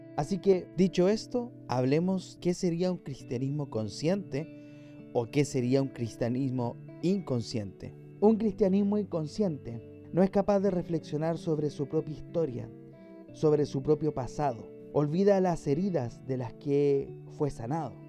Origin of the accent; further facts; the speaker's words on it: Chile; mi país Chile